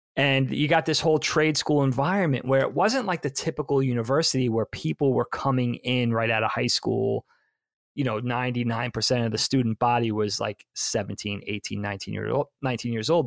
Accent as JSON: {"language": "English", "area": "Long Island", "region": "New York", "country": "United States", "tie": "born or raised there", "also_born_or_lived": "Philadelphia", "moved": "as an adult", "said": "I did live with friends that I grew up with on Long Island"}